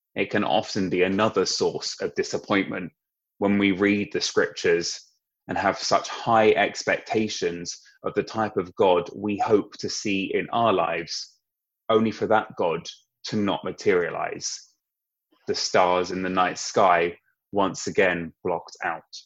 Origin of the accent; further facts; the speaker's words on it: Sussex, South East England, United Kingdom; moved away as an adult; now in London, United Kingdom; I grew up in Sussex